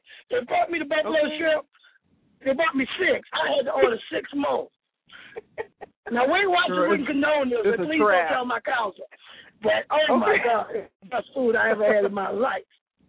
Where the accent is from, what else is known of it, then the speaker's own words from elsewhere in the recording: Brooklyn, New York, United States; also born or lived in South Carolina; now in Atlanta, United States; In the summer, I was from Brooklyn. In the winter, I was from South Carolina, low country. So I'm a mixer.